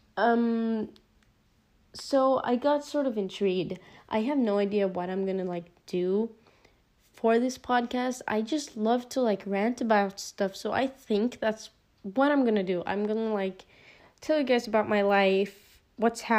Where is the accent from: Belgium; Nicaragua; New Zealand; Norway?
Norway; English is a second language; I am a 16-year-old girl from Norway